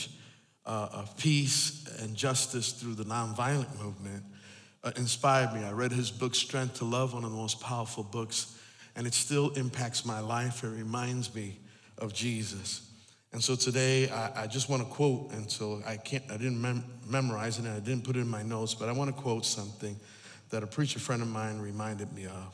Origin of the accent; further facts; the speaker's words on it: East Coast, United States; I'm from the East Coast, and so we're a different time zone